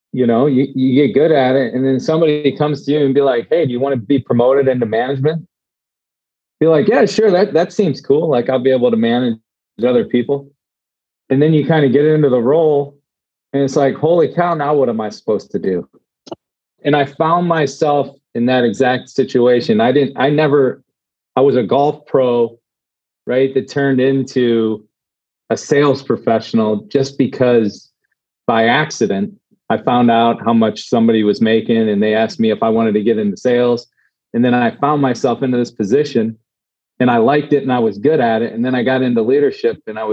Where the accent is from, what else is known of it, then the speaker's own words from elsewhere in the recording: Cleveland, Ohio, United States; moved away; I grew up in Cleveland